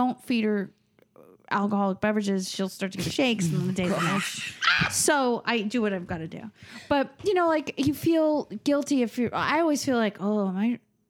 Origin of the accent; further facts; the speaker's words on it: New York, United States; oh, I'm from Long Island. Like, my Spanish is so terrible.